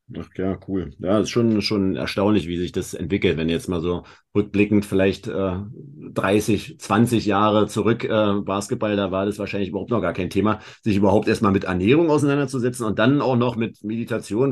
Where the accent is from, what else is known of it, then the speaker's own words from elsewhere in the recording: Berlin, Germany; Wir kommen beide aus Berlin